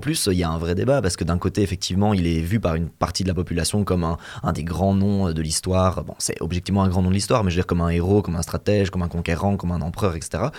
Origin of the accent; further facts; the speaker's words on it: Belgium; nous on est belges